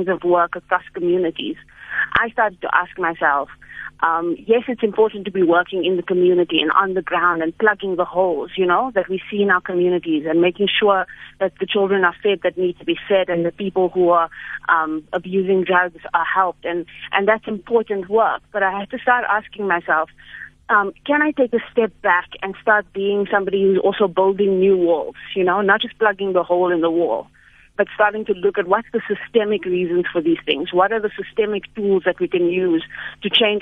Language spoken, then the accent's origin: English; Johannesburg, Gauteng, South Africa; also born or lived in United States; I grew up in El Dorado Park